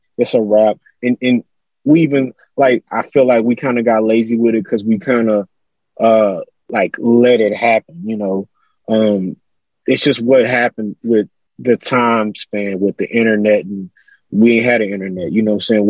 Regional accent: Houston, Texas, United States; I'm from Houston, so I grew up on, I'm always shout out the whole H-Town

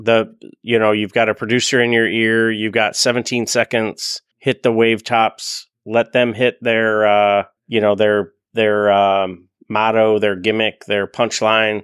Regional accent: Buffalo, New York, United States; I'm from Buffalo

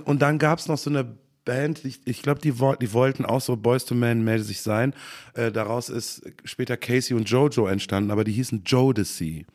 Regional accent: Bad Honnef, North Rhine-Westphalia, Germany; born or raised there; also born or lived in Cologne / Bad Godesberg

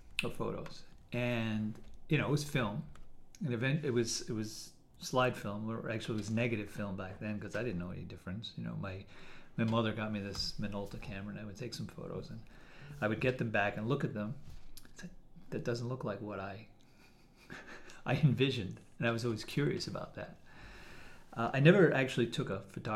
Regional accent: Westchester, New York, United States; moved away as an adult; now in Connecticut, United States; I grew up in New York in Westchester area and moved to Connecticut about 20 years ago

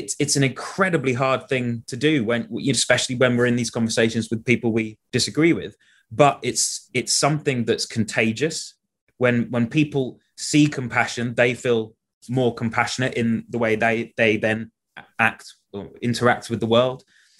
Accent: United Kingdom; especially us, like growing up in Britain, where we have this hangover of the Victorian era

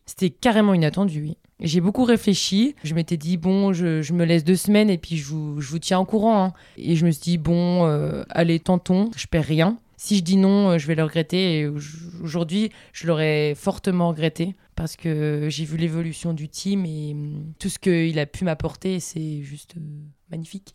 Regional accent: Vosges, Grand Est, France; now in Bozel, France; je suis originaire des Vosges et j'habite maintenant depuis quelques années euh, à Bozelle.

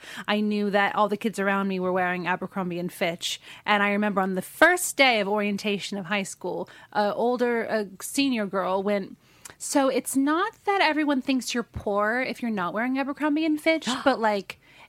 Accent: United States; moved away as an adult; now in United Kingdom; because of the way things were in the States when I grew up, I, you know, we were probably like the poor family in the nicest area sort of situation.

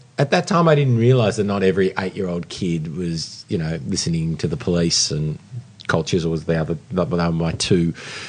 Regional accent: Melbourne, Victoria, Australia; moved away as an adult; also born or lived in New York, United States; now in Sydney, Australia; No, I grew up in Melbourne.

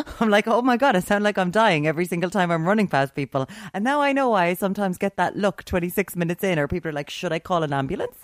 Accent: Ireland; I'm an Irish, I'm an Irish woman who grew up

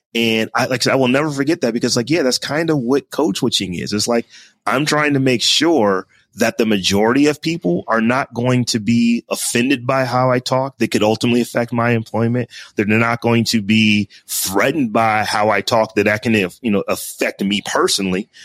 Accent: Warren, Ohio, United States; now in Columbus, United States; I am from Warren, Ohio

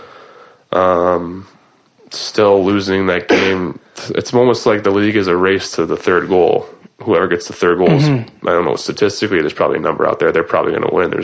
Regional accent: Boston, Massachusetts, United States; I grew up in Boston

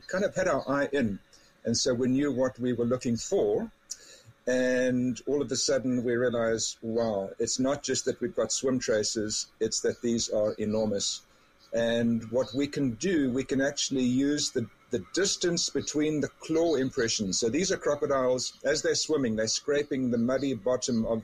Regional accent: South Africa; now in Canada; I grew up in South Africa

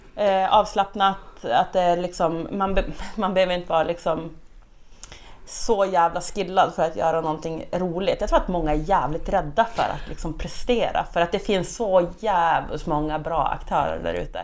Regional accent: Skellefteå, Västerbotten County, Sweden; now in Burträsk, Sweden; inne i Skellefteå där jag är född och uppväxt.

